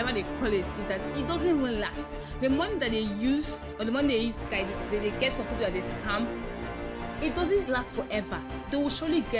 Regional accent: Igbo, Igboland, Nigeria; accent: Igbo; my Igbo accent

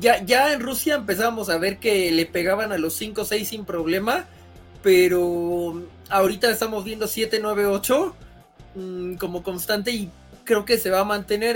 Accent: Mexico; como mexicanos

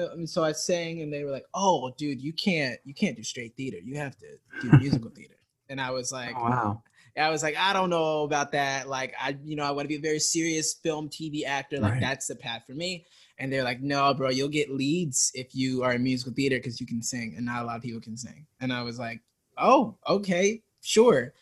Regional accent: Stone Mountain, Georgia, United States; So I'm from Georgia, Stone Mountain, Georgia, specifically. It's like a really small town of like, I want to say 6,000. I grew up there

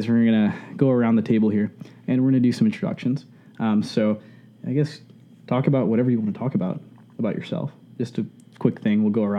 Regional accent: Atlanta, Georgia, United States; I'm from Atlanta.

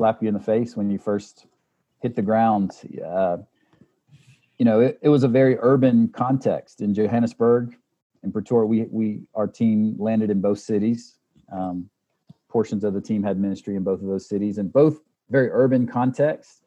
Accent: United States; moved away as an adult; also born or lived in South Africa; as an American

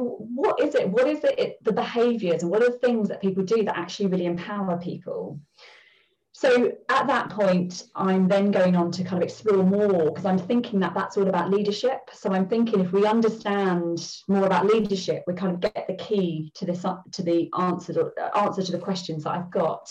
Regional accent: London, United Kingdom; I grew up in the East End of London.

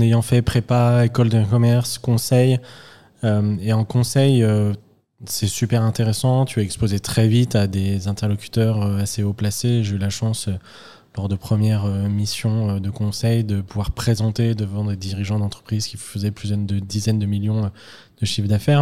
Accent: Lyon, Auvergne-Rhône-Alpes, France; je viens pas de la campagne, une petite ville, mais je viens de Lyon

